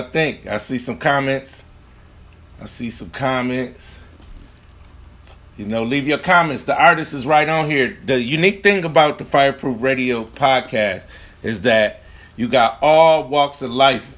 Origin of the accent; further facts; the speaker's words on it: Grand Rapids, Michigan, United States; From Grand Rapids, Michigan, my hometown